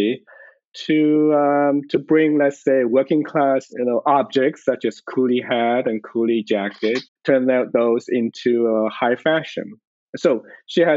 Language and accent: English; China; moved away as an adult; now in United States; I wasn't born in this country. I grew up in China. I went to college there and then came here after college.